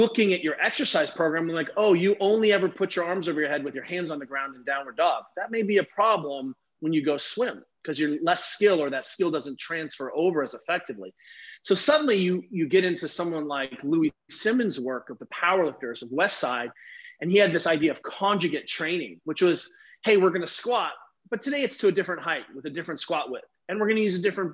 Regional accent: Germany; I grew up racing skiing in Germany

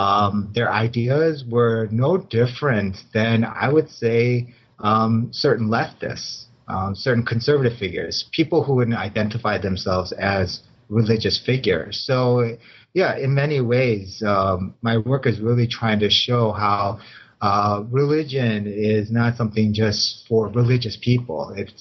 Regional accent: Chicago, Illinois, United States; I was born and raised in Chicago too.

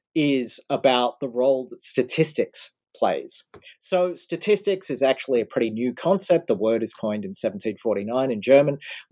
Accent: Australia; now in United States; I grew up in Australia. Now I'm living in the States.

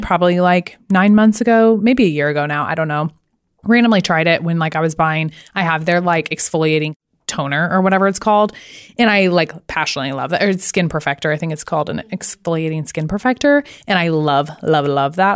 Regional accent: Arkansas, United States; I'm from Arkansas

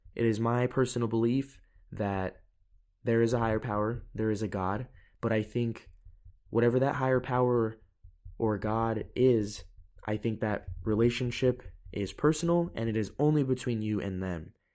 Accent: United States; moved away as an adult; now in Europe; I'm an American, you know, I'm living in Europe

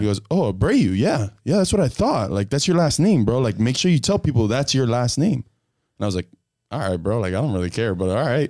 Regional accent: Hialeah, Florida, United States; I'm from Hialeah

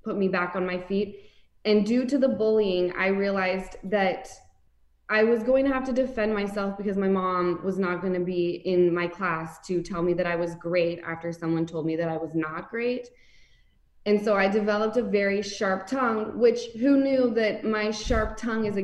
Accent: Salt Lake City, Utah, United States; I grew up in Salt Lake City

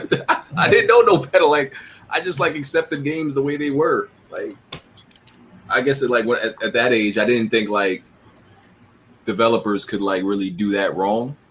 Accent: New York City, New York, United States; I'm from Brooklyn.

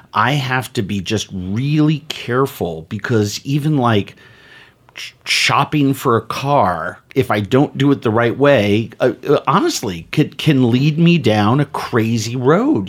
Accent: New York City, New York, United States; I grew up in New York City in the seventies

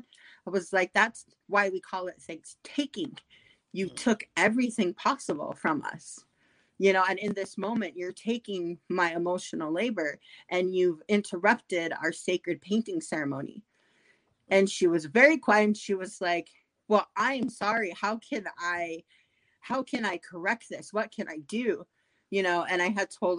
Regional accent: South Dakota, United States; I grew up in South Dakota.

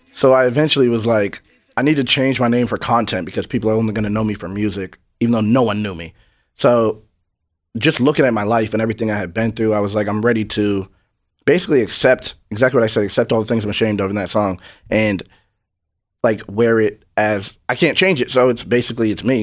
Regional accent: New Hampshire, United States; I'm from New Hampshire. It's like 95% white.

